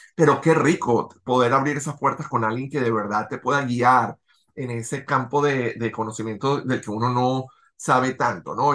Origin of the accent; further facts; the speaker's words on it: Venezuela; now in Los Angeles, United States; nosotros como venezolanos, tú viviendo en, en Miami, yo viviendo en Los Ángeles